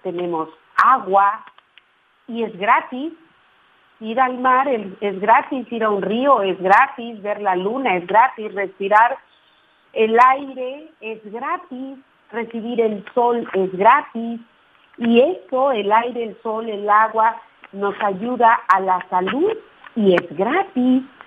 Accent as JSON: {"language": "Spanish", "town": "Ruiz", "region": "Nayarit", "country": "Mexico", "tie": "born or raised there", "said": "yo nací en Ruiz Nayarit, que es un pueblito allá"}